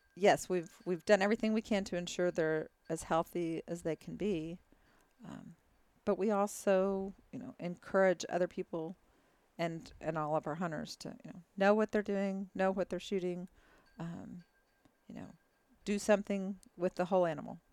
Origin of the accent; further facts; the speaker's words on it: Texas, United States; also born or lived in Dallas, Texas; Born and raised in Texas